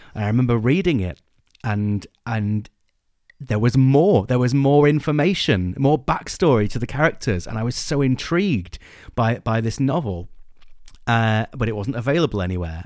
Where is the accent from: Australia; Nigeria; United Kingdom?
United Kingdom; England; we're English